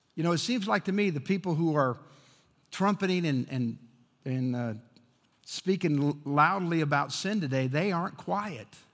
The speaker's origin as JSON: {"language": "English", "town": "Chicago", "region": "Illinois", "country": "United States", "tie": "born or raised there", "said": "I grew up in Chicago"}